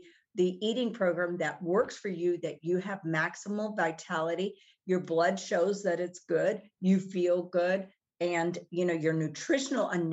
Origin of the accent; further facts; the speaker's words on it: Texas, United States; I grew up in Texas. We had a farm.